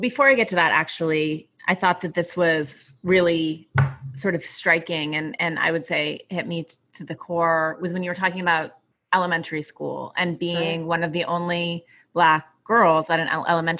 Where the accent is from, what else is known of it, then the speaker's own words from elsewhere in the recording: Montana, United States; moved away; I grew up in Montana